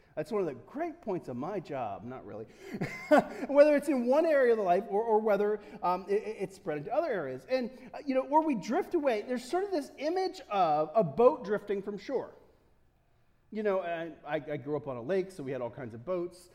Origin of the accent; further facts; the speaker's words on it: United States; I'm an American